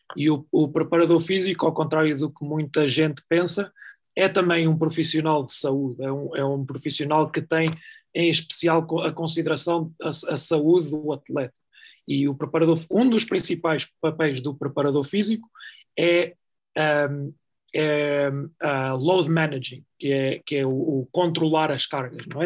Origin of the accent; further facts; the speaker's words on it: Oliveira do Hospital, Centro, Portugal; moved away; also born or lived in Sweden; minha cidade natal, que é a Oliveira do Hospital